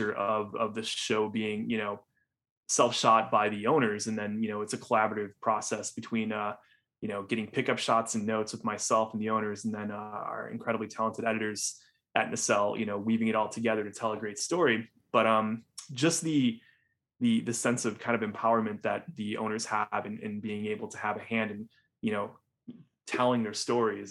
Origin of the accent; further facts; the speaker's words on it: Northwest Indiana, United States; I grew up in Northwest Indiana